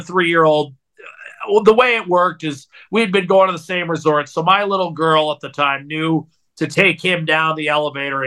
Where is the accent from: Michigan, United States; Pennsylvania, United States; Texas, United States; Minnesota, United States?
Pennsylvania, United States; Meadville; moved away as an adult; also born or lived in Colorado / Alaska; now in Edmonton, Canada; 3 years in my hometown, Pennsylvania, making minimum wage